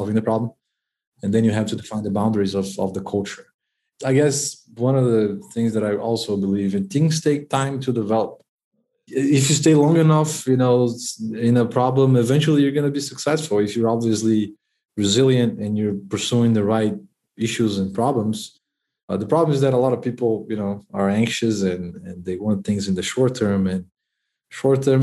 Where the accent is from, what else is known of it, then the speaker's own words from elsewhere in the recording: Brazil; I'm from Brazil